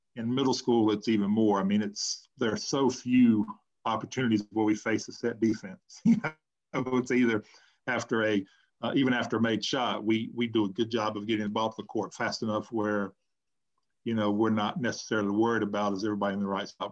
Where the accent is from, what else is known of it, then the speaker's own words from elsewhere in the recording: North Carolina, United States; I moved back to my hometown